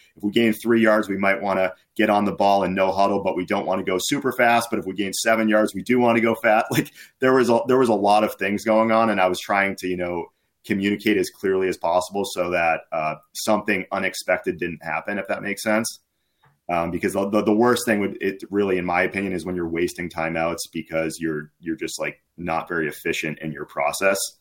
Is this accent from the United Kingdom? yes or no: no; Massachusetts, United States; I was, uh, from Massachusetts